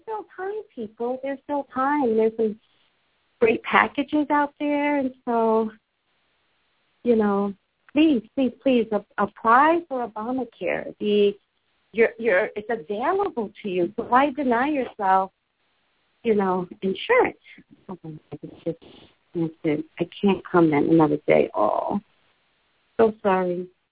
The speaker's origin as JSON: {"language": "English", "area": "the Valley", "region": "California", "country": "United States", "also_born_or_lived": "Los Angeles", "said": "I'm from the Valley. I'm from California"}